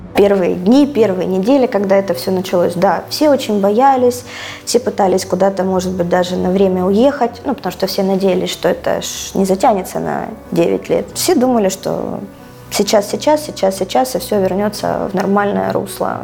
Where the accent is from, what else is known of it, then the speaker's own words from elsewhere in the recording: Donetsk, Donetsk Oblast, Ukraine; Донецк это все-таки, конечно, моя родина. Ну, я родилась здесь, родилась в Донецке